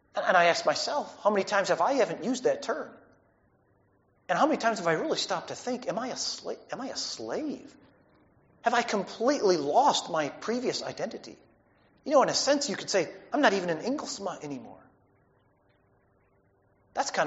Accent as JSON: {"language": "English", "country": "United States", "said": "our own values as American people"}